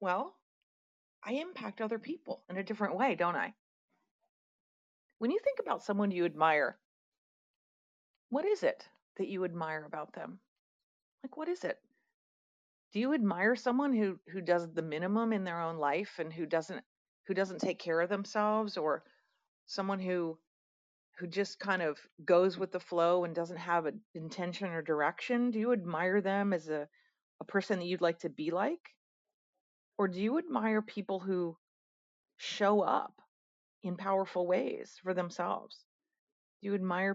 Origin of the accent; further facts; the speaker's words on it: Pennsylvania, United States; moved away; also born or lived in Atlanta; I'm in my home state today